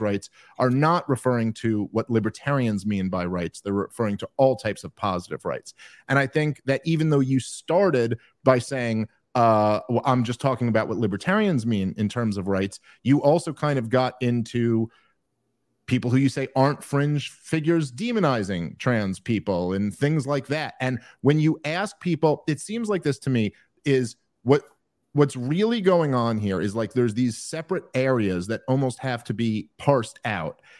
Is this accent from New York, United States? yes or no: yes; New York City, New York, United States; now in New Jersey, United States; I'm from New York City